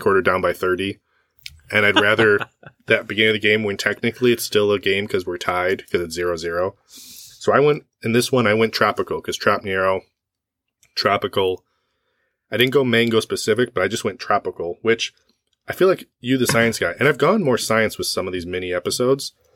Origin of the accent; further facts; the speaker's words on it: West Michigan, United States; I was born in Michigan.